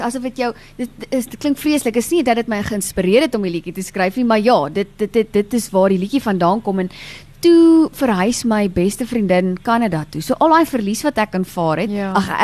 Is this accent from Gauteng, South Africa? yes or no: yes; Meyerton, Gauteng, South Africa; Meyerton is waar ek gebore en getoe is.